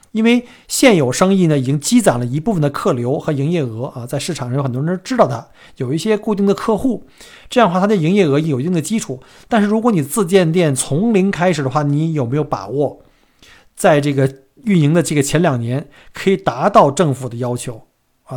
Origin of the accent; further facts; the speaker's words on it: China; now in Melbourne, Australia; 这个不光是我们中国人啊